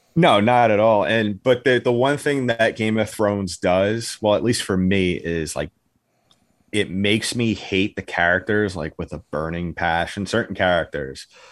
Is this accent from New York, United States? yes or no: yes; New York, United States; I am from New York.